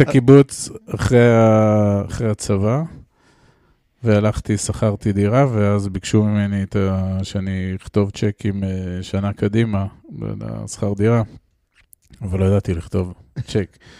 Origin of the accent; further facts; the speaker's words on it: Israel; אני גדלתי בקיבוץ אה, בשנות ה-70 וה-80 של האלף הקודם